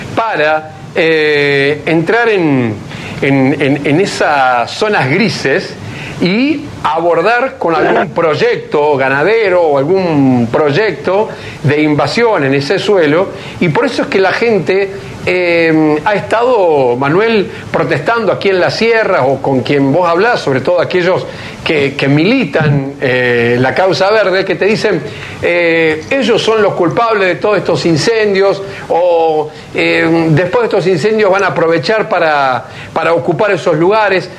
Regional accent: Argentina

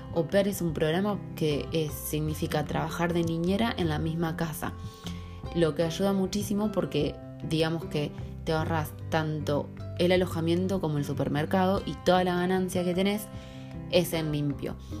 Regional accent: Salto Grande, Santa Fe, Argentina; moved away as an adult; also born or lived in Rosario, Argentina; now in Dublin, Ireland; Soy eh, soy argentina, soy de un pueblo muy chiquitito que se llama Salto Grande, eh, que está en la provincia de Santa Fe, en el centro de Argentina

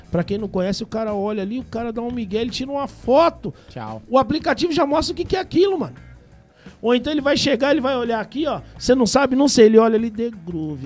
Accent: São Paulo, Brazil; moved away; also born or lived in Belo Horizonte, Minas Gerais; quando eu era moleque, em São Paulo

